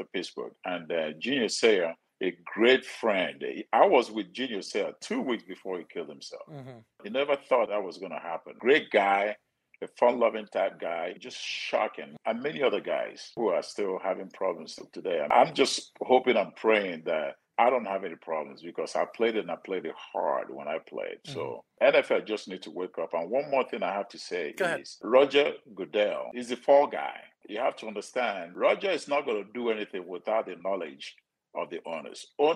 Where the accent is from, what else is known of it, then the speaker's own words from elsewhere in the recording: Nigeria; moved away as an adult; now in United States; I'm from Nigeria, poor family from Nigeria